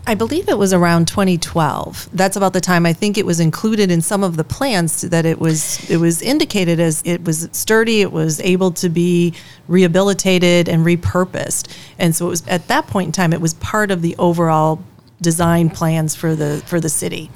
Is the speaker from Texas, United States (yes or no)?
no; Chicago, Illinois, United States; now in Sturgeon Bay, United States; I grew up in Chicago